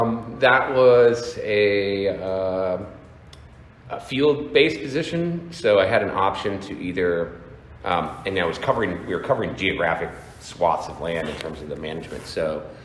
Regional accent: Pennsylvania, United States; also born or lived in Oregon / Washington / Florida; I grew up all over the place. I was out west for my, early elementary years, so Oregon, Washington, that area, and then for middle school and high school I was in Pennsylvania, and then Florida for college.

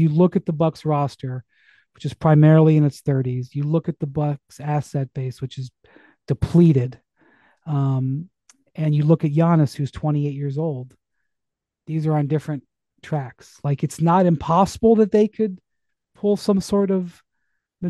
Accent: Cleveland, Ohio, United States; moved away as an adult; also born or lived in Akron, Ohio / Miami; I'm from Cleveland

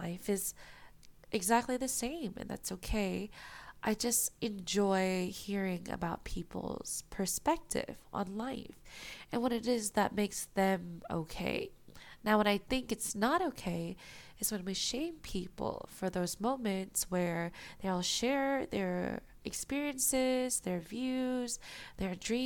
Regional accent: United States; I'm an Asian American girl who grew up in America

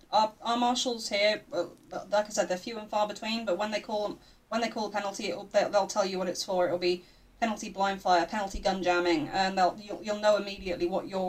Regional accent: United Kingdom; I'm blaming my British heritage for that.

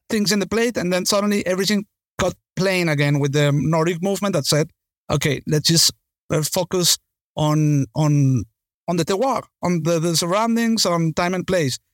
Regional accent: Venezuela; I come from Venezuela

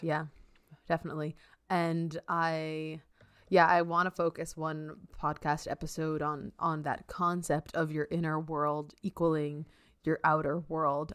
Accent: New York, United States; also born or lived in Massachusetts; I'm a New Yorker, New Yorker

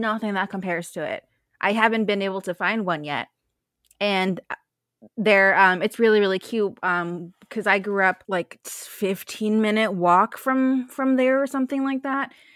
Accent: Bay Area, California, United States; I'm from the Bay Area

